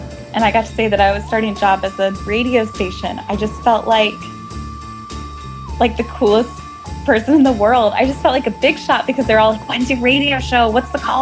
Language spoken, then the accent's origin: English; Midwestern suburbs, United States; moved away as an adult; also born or lived in New York City; now in Kansas City, United States; I grew up in Midwestern suburbs, like same cookie cutter town with big box stores and big suburban neighborhoods